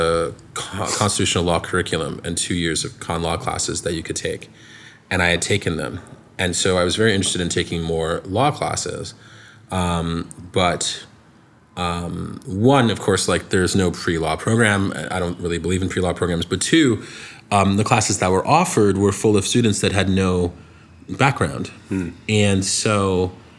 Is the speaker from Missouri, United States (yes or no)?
no; East Brunswick, New Jersey, United States; born or raised there; also born or lived in Brooklyn, New York